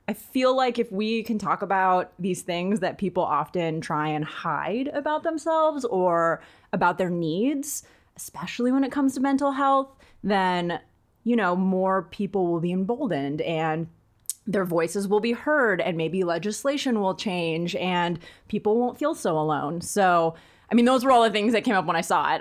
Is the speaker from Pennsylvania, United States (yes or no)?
no; East Bay, California, United States; also born or lived in Santa Barbara; We lived in a really w, white, really rich neighborhood growing up in the East Bay